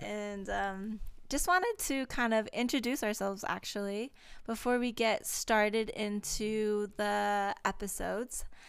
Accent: Hawaii, United States; I am Hawaiian

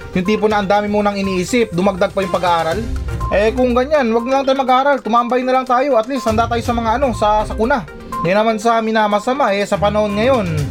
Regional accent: Philippines; bilang isang Pilipino

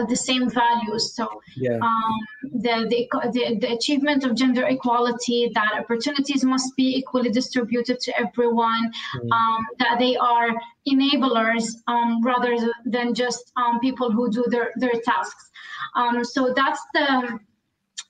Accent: Syria; originally, first, I come from Syria, and that's, of course, in the Middle East

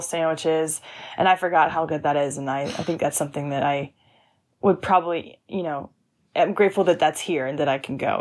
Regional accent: Lawrenceville, Georgia, United States; I grew up outside of Atlanta, Georgia, about, like, forty-five minutes from downtown

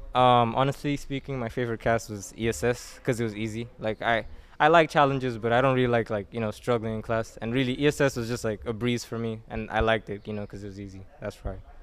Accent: Mozambique; from Mozambique. I was born here and basically lived here all my life

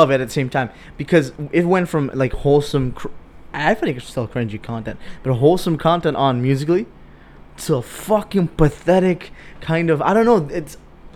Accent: Aruba; I'm just like from Aruba

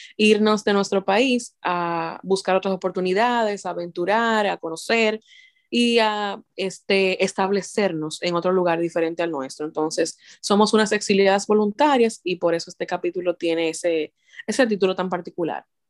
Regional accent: Dominican Republic; moved away as an adult; nosotros nos casamos en mi país de origen, en Dominicana

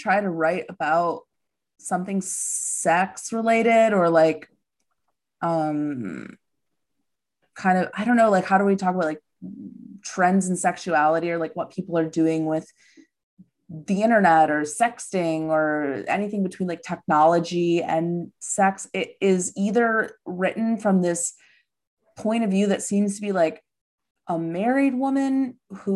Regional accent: Midwest, United States; also born or lived in Los Angeles; now in New York, United States; I'm from the Midwest

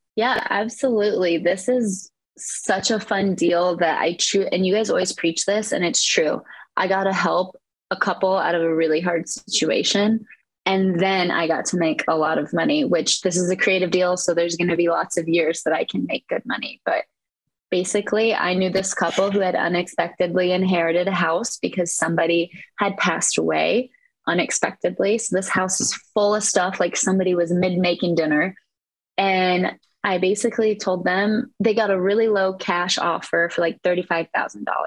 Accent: Eastern Iowa, United States; I am from Eastern Iowa.

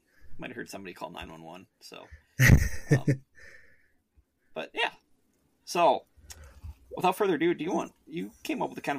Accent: Wisconsin, United States; born there; No, see, I was born in Wisconsin. I was born in Cheesehead Country, Cody.

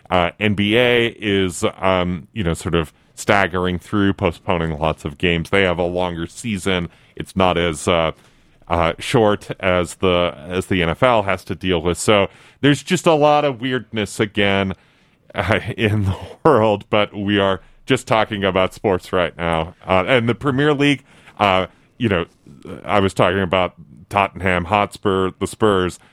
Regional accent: Buffalo, New York, United States; I'm from Buffalo, New York.

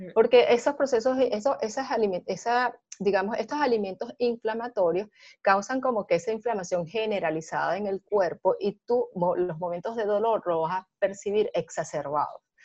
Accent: Venezuela; now in Panama; A pesar de que soy venezolana, yo estoy ahorita residenciada en Panamá

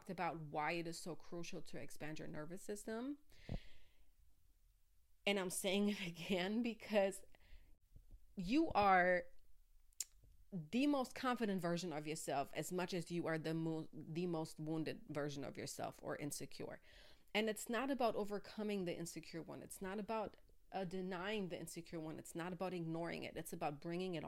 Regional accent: Germany; I grew up in Germany

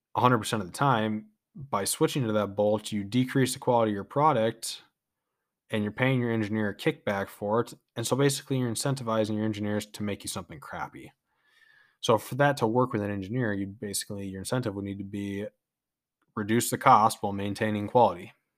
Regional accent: United States; we as American peoples

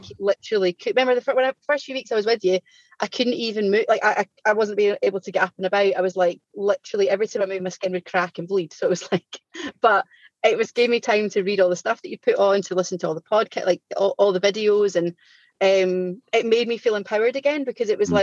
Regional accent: Scotland, United Kingdom; I'm Scottish and I'm aware I speak really, really fast

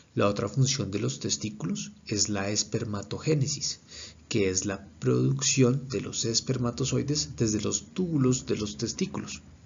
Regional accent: Colombia; soy médico especialista en urología, soy colombiano

